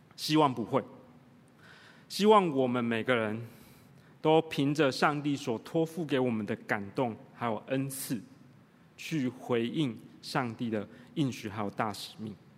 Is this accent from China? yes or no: no; Tainan, Taiwan; moved away; also born or lived in United Kingdom; 我在台南长大